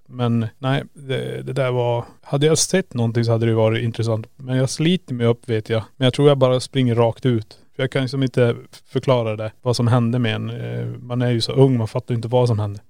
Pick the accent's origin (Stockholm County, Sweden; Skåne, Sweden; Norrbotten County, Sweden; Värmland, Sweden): Norrbotten County, Sweden; Kiruna; moved away; där jag hade mitt pojkrum när jag bodde i Kiruna. Sen flyttade jag.